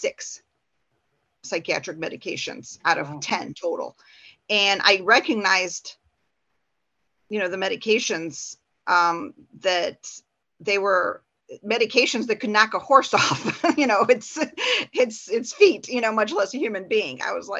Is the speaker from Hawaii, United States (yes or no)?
no; Porter County, Indiana, United States; I'm from Porter County